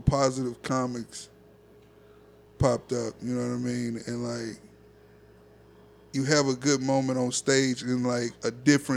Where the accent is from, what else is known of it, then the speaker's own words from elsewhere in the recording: Louisiana, United States; also born or lived in Oklahoma; We're from Louisiana